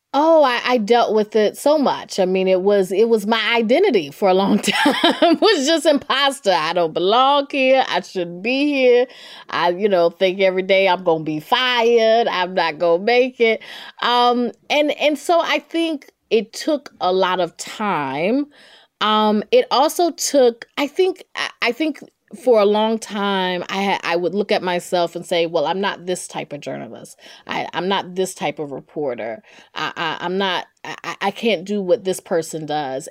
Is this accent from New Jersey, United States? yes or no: no; Durham, North Carolina, United States; accent: Southern; growing up in Durham, North Carolina, I knew I wanted to be a journalist